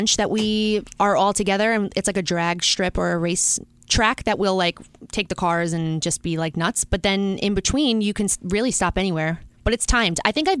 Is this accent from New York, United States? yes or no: yes; New York City, New York, United States; moved away as an adult; now in Los Angeles, United States; I was born and raised in New York.